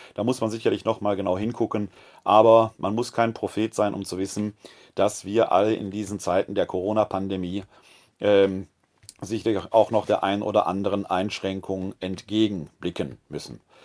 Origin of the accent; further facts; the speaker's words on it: West Germany, Germany; now in Wuppertal, Germany; als äh, Westdeutscher